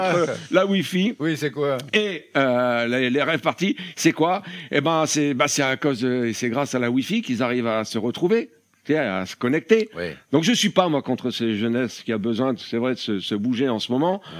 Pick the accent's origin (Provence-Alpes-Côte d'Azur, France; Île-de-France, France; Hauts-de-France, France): Hauts-de-France, France; Ouais, je suis du Nord. On est précoce chez nous